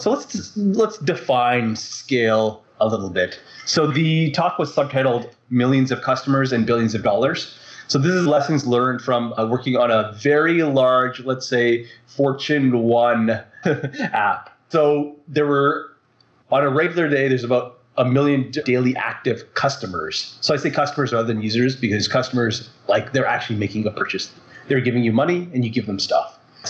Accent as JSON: {"language": "English", "town": "Vancouver", "region": "British Columbia", "country": "Canada", "said": "Hi, this is …. I'm from Vancouver, Canada."}